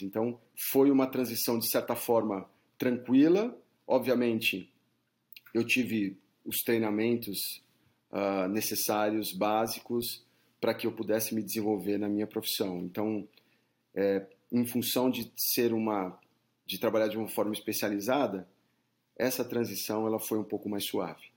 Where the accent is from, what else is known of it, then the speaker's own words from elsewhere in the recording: São Paulo, Brazil; moved away as an adult; also born or lived in South Florida, United States; now in United States; eu sou de São Paulo, é, nasci na capital